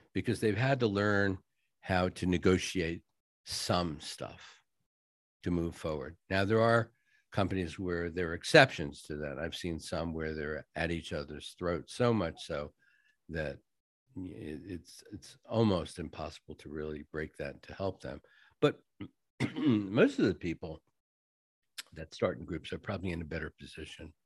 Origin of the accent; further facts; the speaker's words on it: New England, United States; moved away; I'm from New England originally